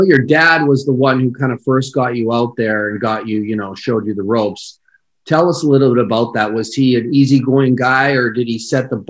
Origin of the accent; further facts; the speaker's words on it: Manitoba, Canada; we both were born in Manitoba. And number two, I'm also ingenious.